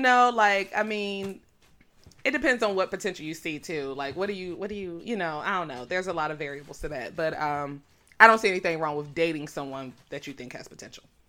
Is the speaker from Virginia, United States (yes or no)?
yes; DMV area, Virginia, United States; The D M V area